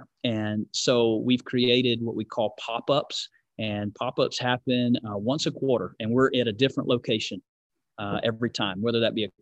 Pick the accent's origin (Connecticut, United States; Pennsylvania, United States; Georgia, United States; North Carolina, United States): Georgia, United States; now in California, United States; I'm from Georgia, live in California